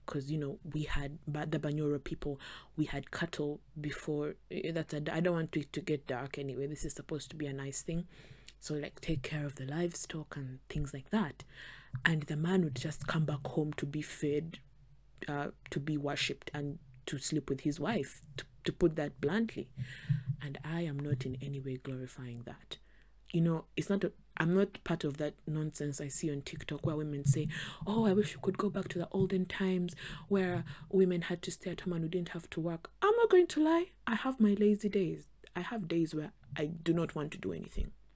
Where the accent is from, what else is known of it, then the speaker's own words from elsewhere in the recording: Western Region, Uganda; I am from the West, Western Uganda